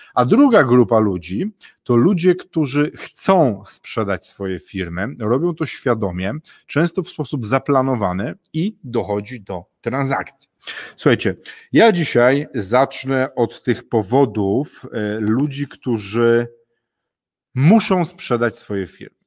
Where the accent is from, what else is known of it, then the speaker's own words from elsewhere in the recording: northern Poland, Poland; ja jestem z północy, północ Polski bliżej Wikingów